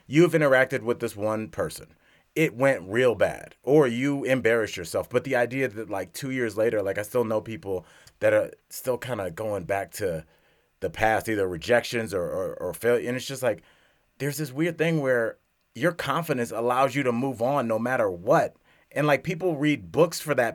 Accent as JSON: {"language": "English", "town": "Cleveland", "region": "Ohio", "country": "United States", "tie": "born or raised there", "moved": "yes", "lives_now": "Denver, United States", "said": "my hometown, Cleveland, Ohio"}